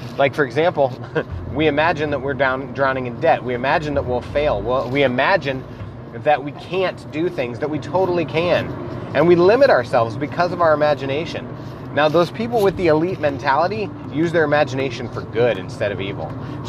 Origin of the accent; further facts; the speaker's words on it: Iowa, United States; accent: Midwest; if you can't tell by my accent that I'm actually from the Midwest, Iowa to be specific